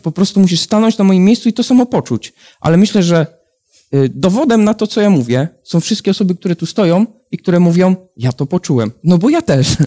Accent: Warsaw, Masovian Voivodeship, Poland; jestem z Warszawy

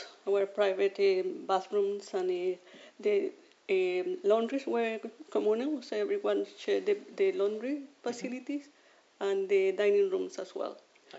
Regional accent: Chile; English is a second language; moved away as an adult; now in Australia

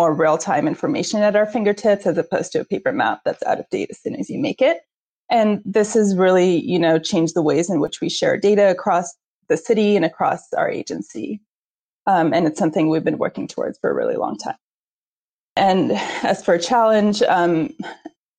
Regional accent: India; moved away; as an Indian and an immigrant

